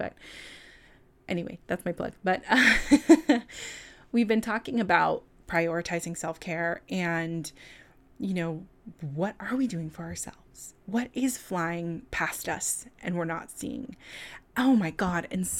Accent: California, United States; it's so wild how I can detect a New York accent in me sometimes. The other thing, what is happening? I'm from California, and that those moments are always so weird.

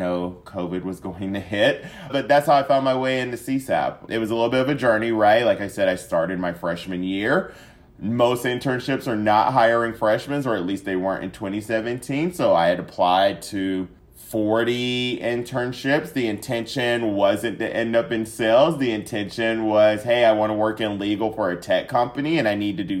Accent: Siler City, North Carolina, United States; moved away as an adult; also born or lived in Atlanta, Georgia; now in Dallas, United States; I am from Siler City, North Carolina. Love my home state of North Carolina

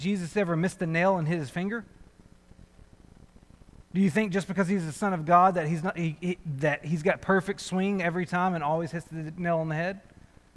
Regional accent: North Little Rock, Arkansas, United States; moved away as an adult; also born or lived in Searcy, Arkansas / Pensacola, Florida; I grew up in North Little Rock, Arkansas, which is literally north of Little Rock, across the Arkansas River from it. I grew up there.

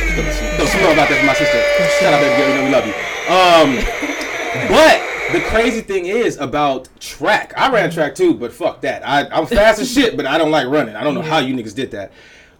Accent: Chicago, Illinois, United States; Okay, I'm from Chicago. Mm-hmm. Okay, I'm from a cold city.

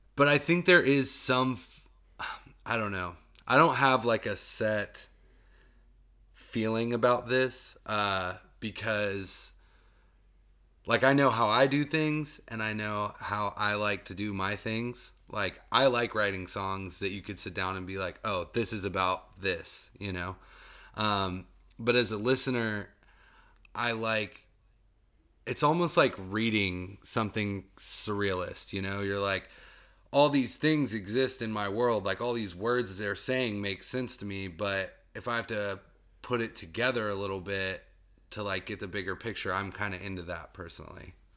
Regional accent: Tennessee, United States; now in Asheville, United States; I'm from Tennessee

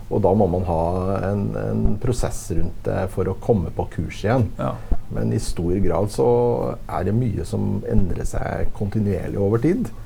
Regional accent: Trøndelag, Norway; Nei, jeg er jo født og oppvokst i Trøndelag, skal jeg si.

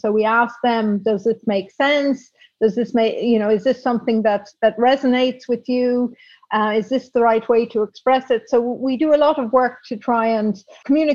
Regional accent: Dublin, Leinster, Ireland; moved away as an adult; also born or lived in Belgium / Prague / London; now in Amsterdam, Netherlands; I was brought up in Dublin in the 1960s

